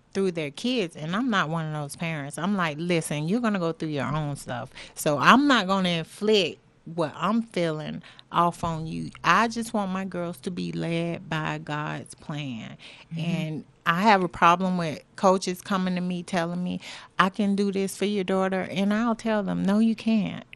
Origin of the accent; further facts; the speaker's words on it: Florida, United States; we're from Florida, and in Florida you had to play tackle football at 6 years old.